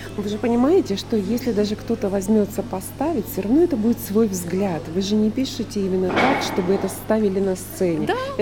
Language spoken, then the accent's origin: Russian; Novosibirsk, Novosibirsk Oblast, Russia; из Новосибирска, моего родного города